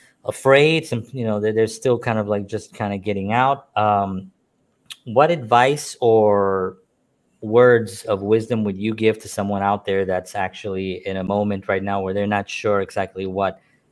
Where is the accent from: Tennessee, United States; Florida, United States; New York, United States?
New York, United States; And by the way, you know, I am blessed that I was born and raised in New York. I love New York.